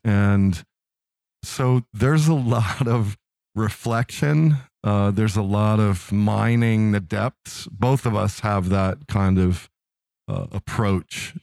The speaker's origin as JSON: {"language": "English", "town": "Philadelphia", "region": "Pennsylvania", "country": "United States", "moved": "as an adult", "lives_now": "Midwest, United States", "said": "I'm from Philadelphia"}